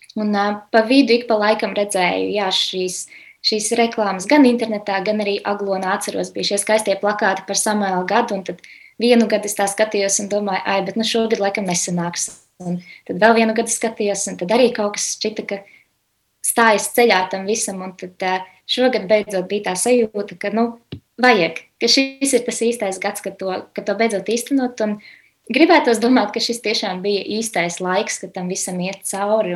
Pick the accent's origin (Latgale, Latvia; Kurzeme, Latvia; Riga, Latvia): Riga, Latvia; Esmu no Rīgas, dzimusi augusta rīzniece.